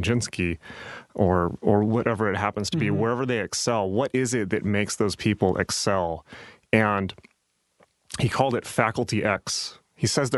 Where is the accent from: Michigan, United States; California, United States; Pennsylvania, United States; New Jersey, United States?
California, United States; San Diego; Growing up in San Diego